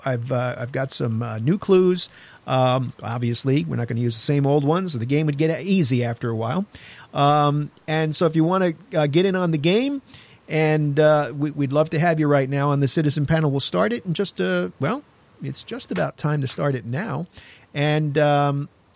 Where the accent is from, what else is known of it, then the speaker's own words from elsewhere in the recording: New York, United States; I'm from New York